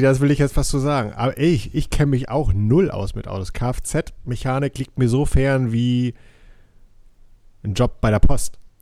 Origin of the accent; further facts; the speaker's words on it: Mecklenburg-Vorpommern, Germany; hier bei uns in Mecklenburg